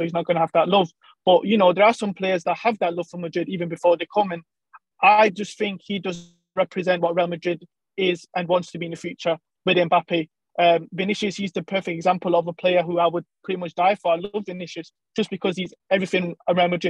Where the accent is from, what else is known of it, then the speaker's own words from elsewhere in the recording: England, United Kingdom; I'm from England